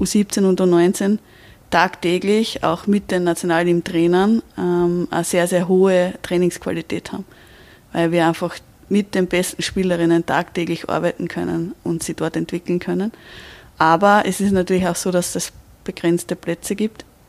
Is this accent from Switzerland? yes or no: no; Austria; bei uns in Österreich